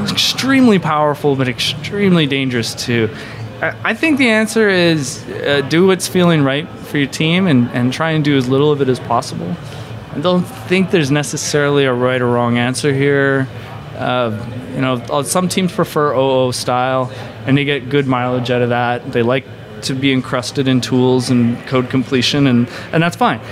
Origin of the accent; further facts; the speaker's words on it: Canada; as a Canadian